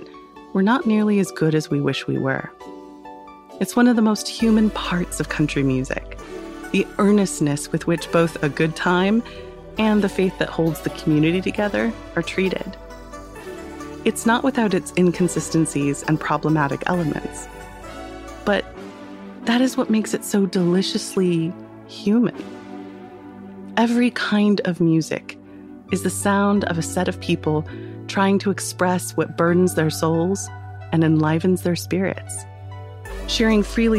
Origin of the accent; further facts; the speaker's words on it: United States; as an American girl